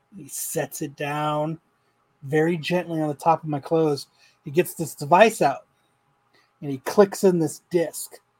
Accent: Phoenix, Arizona, United States; I'm from Phoenix. You know, I'm not from around here.

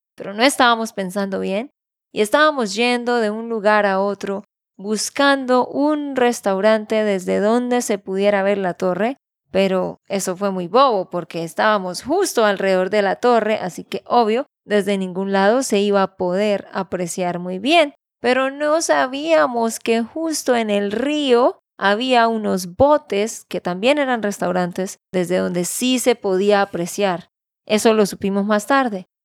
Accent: Santander, Colombia; de Santander, Colombia

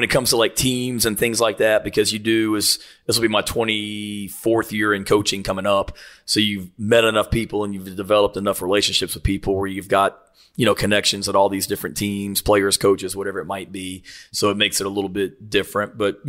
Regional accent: Murray, Kentucky, United States; also born or lived in Virginia; I grew up in Murray, Kentucky. My dad was the head coach at Murray State out there until 1986.

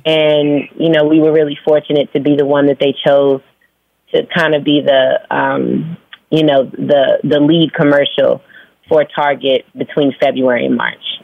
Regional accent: Phoenix, Arizona, United States; also born or lived in Virginia / New York; now in Atlanta, United States; I was born in Virginia. I was raised in Phoenix. I moved to Atlanta like 16 years ago, and mm. now I live between Atlanta and New York

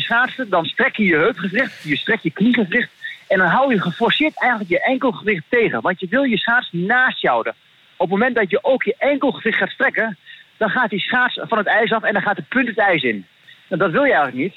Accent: Netherlands; ik kom uit Nederland

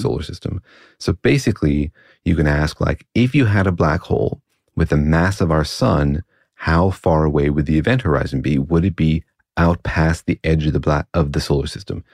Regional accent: Los Alamos, New Mexico, United States; I grew up in Los Alamos

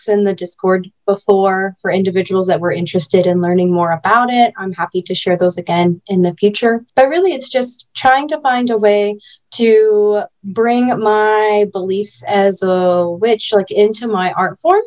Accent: Fort Wayne, Indiana, United States; now in Florida, United States; I grew up in Indiana up until 2017

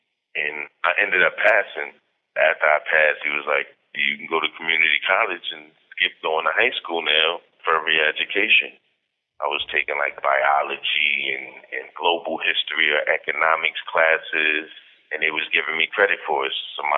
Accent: Brooklyn, New York, United States; Yeah, very. My mother and my father weren't really in my life. It was more my grandmother and my brother.

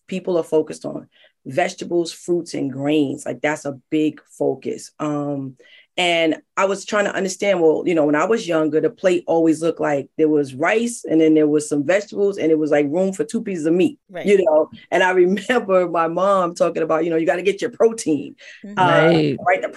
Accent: New York City, New York, United States; I'm from the Bronx. My family's from the South, all around Richmond, all around Georgia.

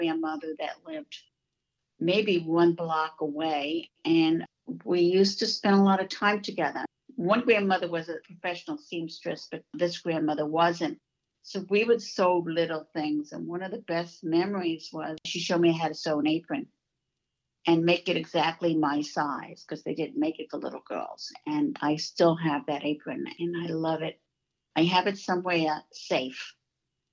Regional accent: New York City, New York, United States; moved away as an adult; also born or lived in Queens, New York; now in Florida, United States; I was born in New York. Most people don't know there are 5 boroughs in New York, and I didn't live in Manhattan. I lived in the Bronx, and it was an amazing childhood

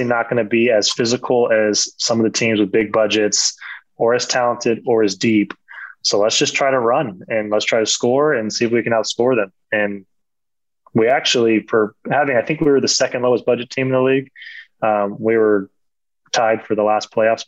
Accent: California, United States; moved away as an adult; for a California kid

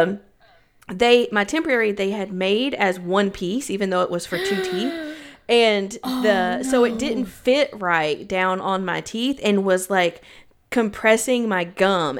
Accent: Knoxville, Tennessee, United States; now in Chicago, United States; I was from Knoxville and moved to Chicago

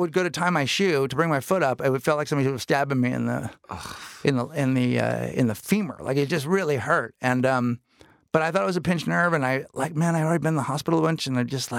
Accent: San Francisco, California, United States; Yeah. No, I'm from San Francisco.

